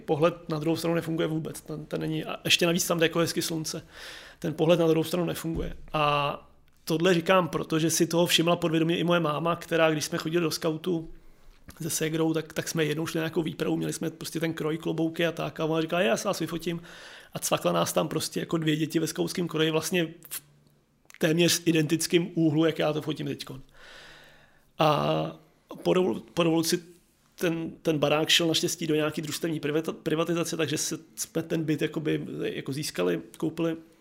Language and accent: Czech; Prague, Czechia; born or raised there